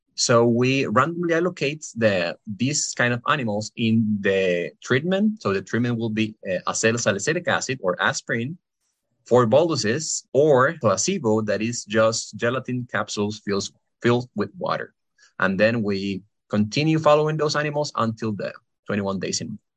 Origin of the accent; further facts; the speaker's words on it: Costa Rica; moved away as an adult; now in Pennsylvania, United States; I am from Costa Rica.